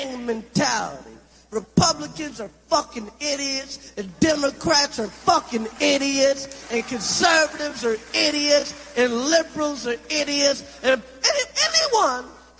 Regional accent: New York City, New York, United States; I'm from Brooklyn

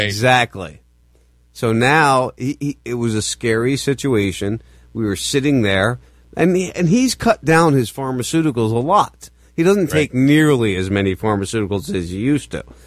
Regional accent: New Jersey, United States; I grew up in New Jersey

